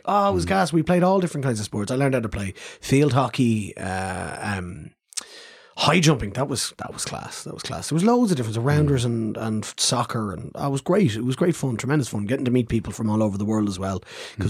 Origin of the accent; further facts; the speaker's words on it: Dublin, Leinster, Ireland; people who speak Irish all the time, and I'm from Dublin, Oscar's from Dublin. We're not from the Gaeltacht.